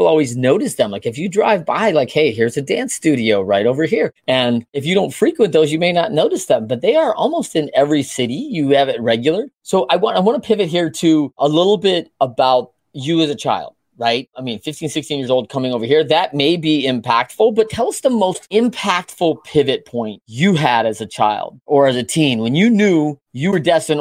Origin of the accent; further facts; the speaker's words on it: Battle Creek, Michigan, United States; I'm a Battle Creek, Michigan product here.